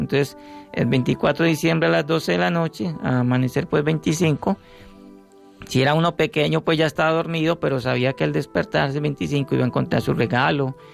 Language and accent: Spanish; Medellín, Antioquia, Colombia; moved away; also born or lived in Urabá; yo soy de Medellín, cultura cultura paisa